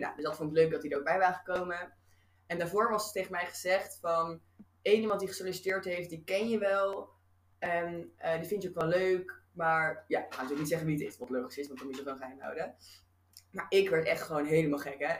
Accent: Rotterdam, South Holland, Netherlands; moved away; ik kom uit Rotterdam

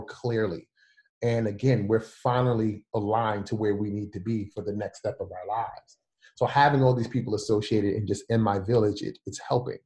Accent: New York City, New York, United States; I'm from Brooklyn

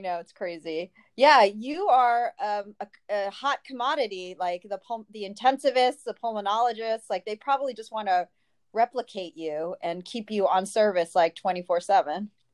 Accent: New Jersey, United States; moved away; also born or lived in New York City; I grew up in New Jersey and went to New York City

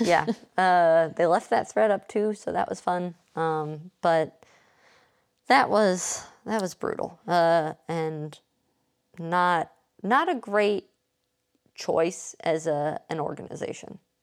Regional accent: Indiana, United States; When I was a kid playing soccer growing up in Indiana

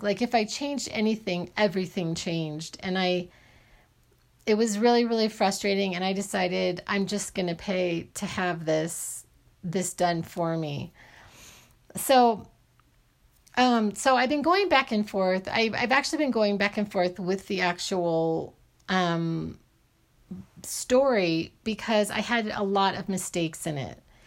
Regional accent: Arizona, United States; I grew up in Arizona

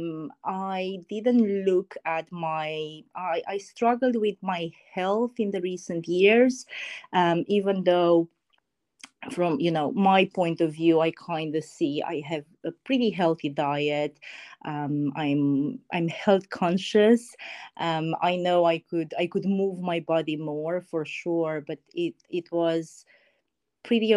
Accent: Romania; moved away as an adult; now in United Kingdom; I'm originally from Romania, actually. Been living in the UK for about 7 years now.

